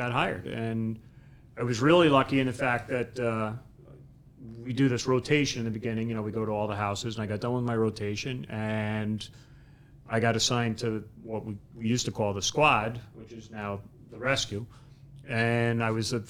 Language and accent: English; Port Washington, New York, United States; moved away; also born or lived in Ridgefield, Connecticut / Bridgeport, Connecticut; I was born and raised in Port Washington